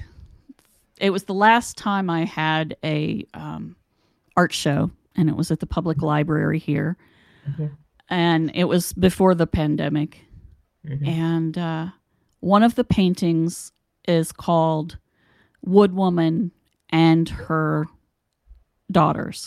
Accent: West Virginia, United States; here where I grew up in West Virginia

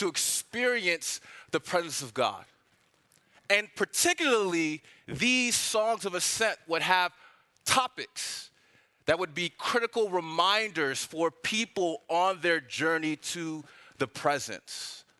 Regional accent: Washington, District of Columbia, United States; moved away as an adult; also born or lived in Nigeria (ancestry); now in Atlanta, United States; I'm not from Atlanta, I'm from DC

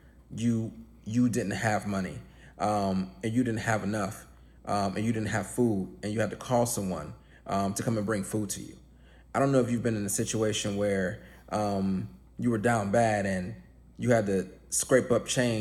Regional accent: Cleveland, Ohio, United States; I grew up poor in Cleveland.

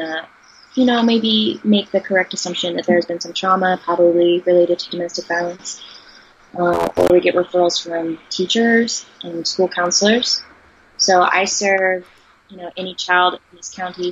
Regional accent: Texas, United States; moved away; I'm from Texas

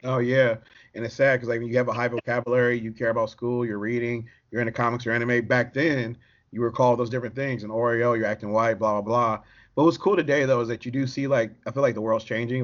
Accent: Detroit, Michigan, United States; I'm from Detroit

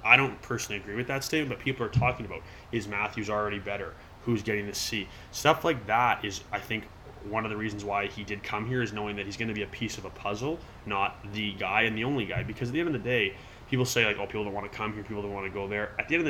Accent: Toronto, Ontario, Canada; I'm from Toronto

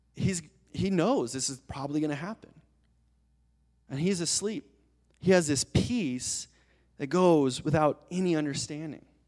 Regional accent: Colorado Springs, Colorado, United States; as a little kid, I grew up in Colorado Springs

